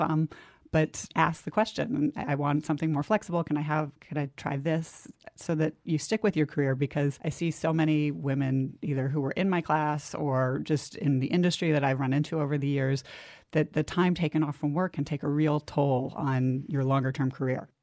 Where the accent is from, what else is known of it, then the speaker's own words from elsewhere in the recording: New Jersey, United States; I grew up in New Jersey